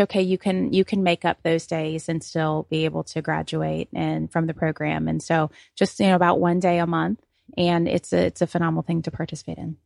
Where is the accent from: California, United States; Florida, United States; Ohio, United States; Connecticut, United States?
Ohio, United States; Cincinnati; now in Santa Rosa County, United States; I come from Cincinnati originally